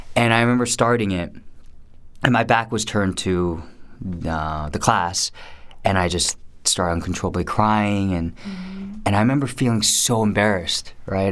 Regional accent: Garden Grove, California, United States; also born or lived in Irvine; I was born in '81, and um, I was born in Garden Grove

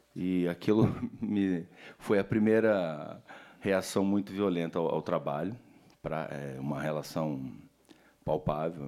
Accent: Brazil; como brasileiro latino-americano

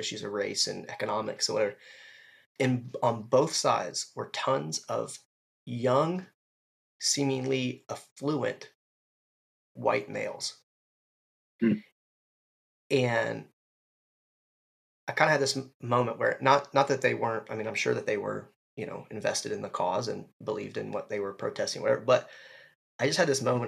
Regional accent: Ohio, United States; I'm from Ohio

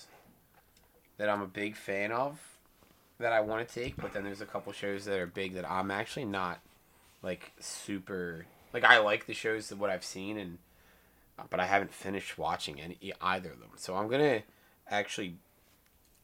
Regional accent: Philadelphia, Pennsylvania, United States; we're all from Philadelphia

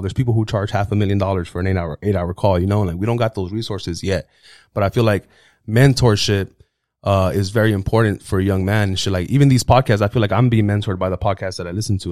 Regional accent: United States; first language Spanish; English is a second language; I was raised in America

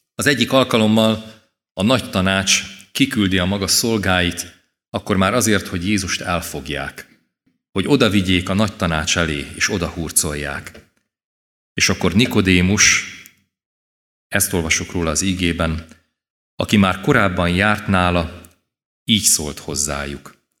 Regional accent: Kisvárda, Szabolcs-Szatmár-Bereg, Hungary; az egész családdal itt ültünk a templomban. Délelőtt is, délután is, és én gyerekként is szívesen jöttem.

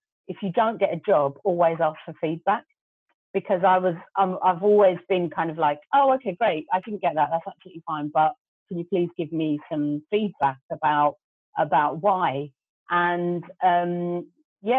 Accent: London, United Kingdom; first language Gujarati; English is a second language; even though I was born here and I was born in Hackney, my grandmother pretty much kind of brought us up

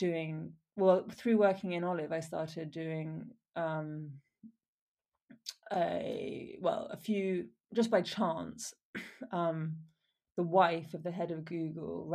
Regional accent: Wiltshire, South West England, United Kingdom; also born or lived in Oxford / Exeter / Ballymaloe, Ireland; I grew up in Wiltshire in England and I went to school in Oxford and Exeter.

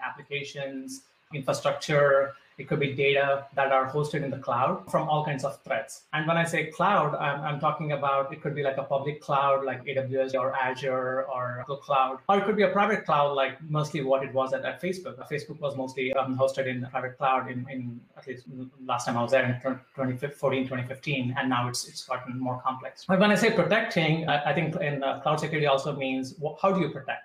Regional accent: India; So I would say growing up in India

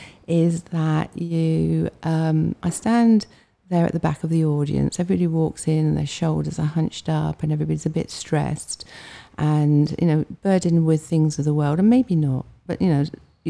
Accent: Hampshire, South East England, United Kingdom; also born or lived in Fleet; I'm from Hampshire

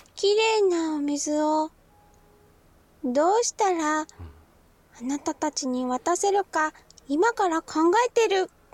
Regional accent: Sapporo, Hokkaido, Japan; moved away as an adult; also born or lived in Saitama; now in Tokyo, Japan; 北海道出身で北海道で生まれ育って21歳まで北海道にいてそれから今こっちに、えー、今は東京に住んでる

